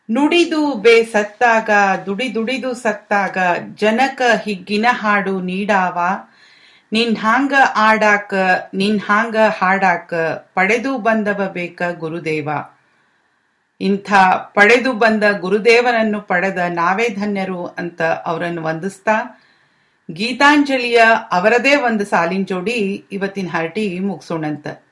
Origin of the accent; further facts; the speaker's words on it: land of Basavanna, Karnataka, India; now in London, United Kingdom; ನಾನು ಬಸವನ ನಾಡಿನವಳು ಅನ್ನೋ ಹೆಮ್ಮೆ ನಂದು